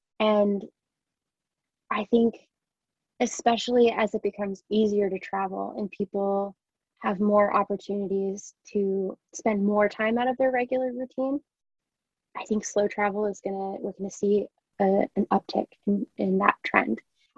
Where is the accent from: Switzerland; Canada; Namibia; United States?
United States; Rhode Island; now in London, United Kingdom; I didn't grow up in London or England or the UK. I grew up in Rhode Island, which in a lot of ways is very similar to here, but is completely different in other ways.